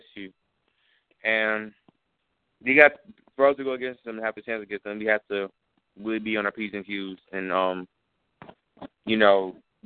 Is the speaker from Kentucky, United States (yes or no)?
no; Michigan, United States; moved away; they're my hometown